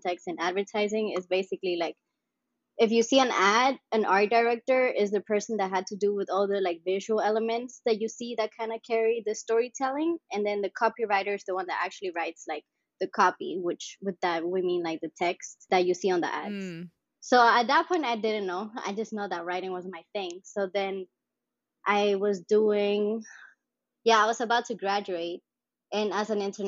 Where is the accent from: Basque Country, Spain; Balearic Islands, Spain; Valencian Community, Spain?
Balearic Islands, Spain; Mallorca; moved away; also born or lived in Sint Maarten / Miami; So, from Spain, I'm from Mallorca, which is also another island.